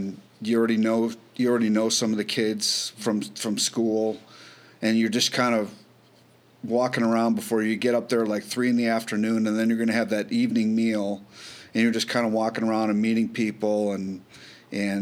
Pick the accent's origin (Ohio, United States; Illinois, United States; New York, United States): Illinois, United States; Highland Park; Growing up in Highland Park